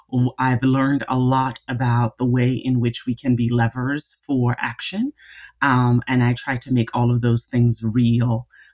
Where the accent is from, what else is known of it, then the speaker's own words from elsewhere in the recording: Jamaica; I am Jamaican, so there are lots of jokes about Jamaicans having 10 jobs.